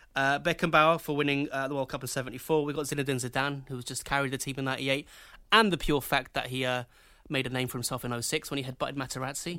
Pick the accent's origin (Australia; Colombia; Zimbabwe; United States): Colombia; moved away; I was from Colombia